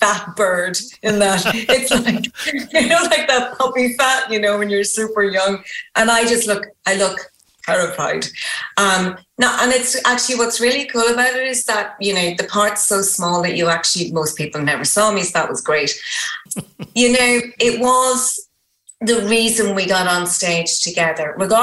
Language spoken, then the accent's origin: English; Ireland; I'm Irish.